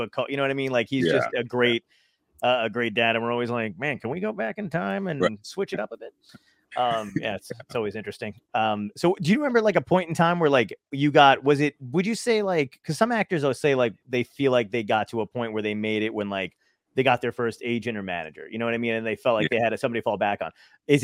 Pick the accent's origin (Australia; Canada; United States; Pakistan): United States; New York City, New York; I'm from Brooklyn